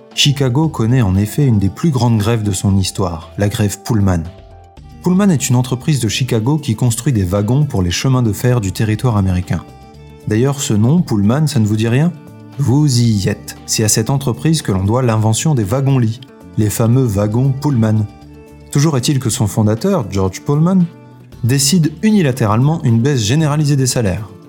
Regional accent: France; chez nous en France

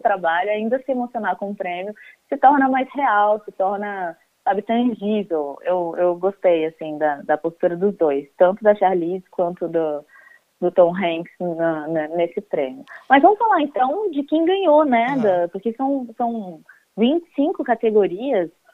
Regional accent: Fluminense, Rio de Janeiro, Brazil; Eu já sou uma pessoa que sou quase carioca, sou fluminense

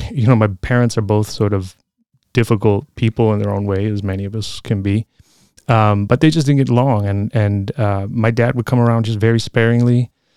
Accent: Chicago, Illinois, United States; moved away as an adult; also born or lived in California; now in Oakland, United States; I grew up in Logan Square in Chicago

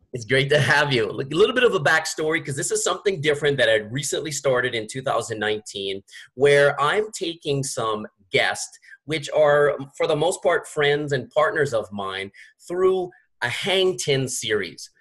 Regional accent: Gulf Coast, United States; moved away; I'm from the Gulf Coast. I'm from the Gulf of Mexico.

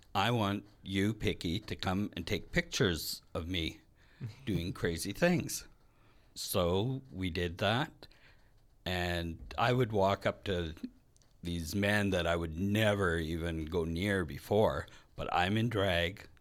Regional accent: Red Lake, Ontario, Canada; now in Winnipeg, Canada; I'm from Red Lake, Ontario. It's a small mining in Lumber Town.

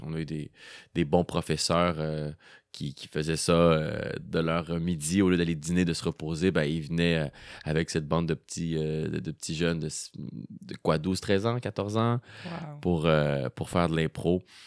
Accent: Montreal, Quebec, Canada; also born or lived in Rosemont, Montreal; lorsque est venu le temps de commencer l'école, on a, déménagé à Montréal-Nord. Hmm. Et euh, c'est là que j'ai fait euh, tout mon primaire, mon secondaire et même mon cégep.

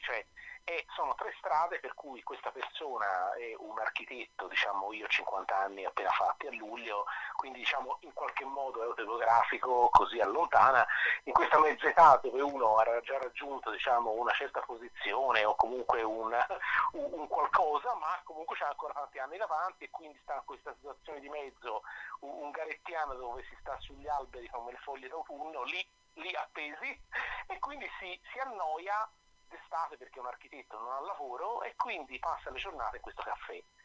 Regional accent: Florence, Tuscany, Italy; accent: Florentine; come si sente dall'accento, io sono, sono fiorentino

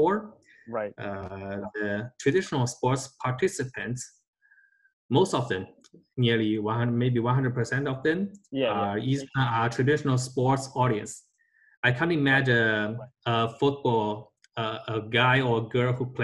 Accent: Jiangsu, China; English is a second language; Jiangsu is the name of my hometown province in China

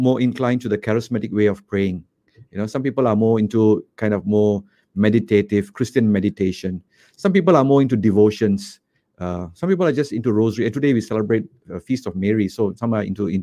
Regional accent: Malaysia; born or raised there; also born or lived in Kuala Lumpur

